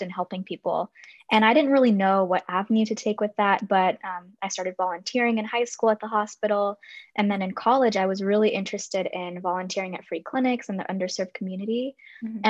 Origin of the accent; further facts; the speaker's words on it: Palos Verdes, California, United States; I grew up in Palos Verdes, which is a small little town in Southern California